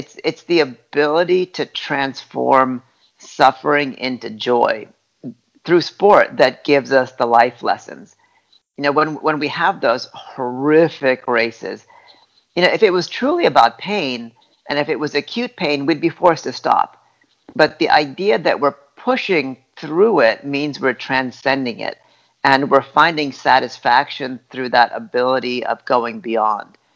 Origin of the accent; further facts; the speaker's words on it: Oakland, California, United States; also born or lived in Boulder, Colorado; we were all kind of first generation immigrants. First moving to Boulder, and then later on to Oakland